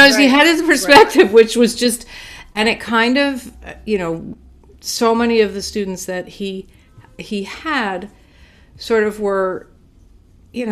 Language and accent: English; Montclair, New Jersey, United States; I grew up in Montclair, New Jersey